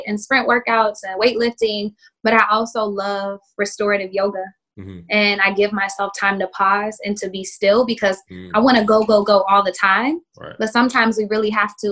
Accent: Oklahoma, United States; growing up in Oklahoma, because I'm from there also, being in the Bible Belt

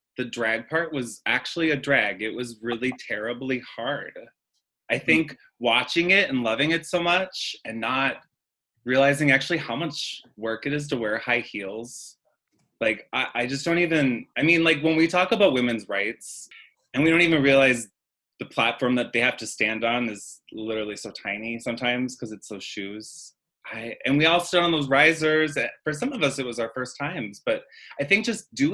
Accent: St. Cloud, Minnesota, United States; I'm from St. Cloud

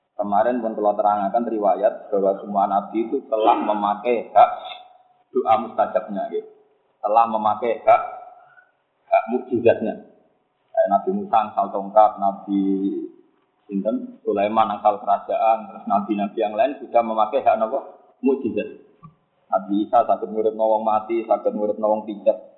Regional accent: Java, Indonesia; kulo sebagai orang Jawa

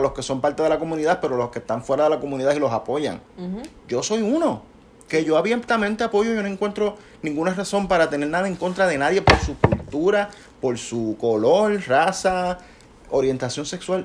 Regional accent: Puerto Rico; nosotros somos puertorriqueños, nosotros hablamos como hablamos

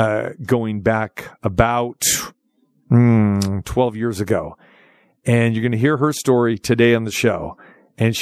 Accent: Sacramento, California, United States; moved away; my hometown, Sacramento

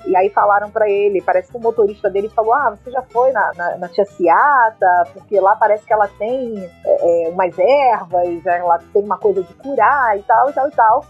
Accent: Rio de Janeiro, Brazil; moved away as an adult; also born or lived in Baixada Fluminense; now in Salvador, Brazil; eu sou do Rio de Janeiro, né? Do subúrbio carioca, é, nascida na Baixada Fluminense, e criada nos subúrbios, né? Irajá, é, Vigário Geral, Cordovil, Penha, enfim. E hoje em dia eu moro em Salvador

